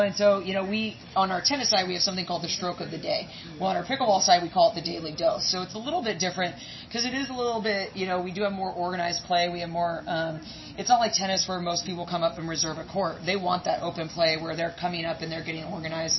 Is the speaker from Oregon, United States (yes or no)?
yes; Oregon, United States; now in East Coast, United States; I'm from Oregon.